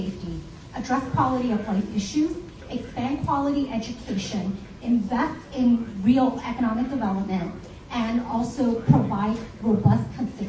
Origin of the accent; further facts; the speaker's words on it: New York City, New York, United States; But I'm also a daughter of this community. I grew up in the Lower East Side, where my family lived in affordable housing.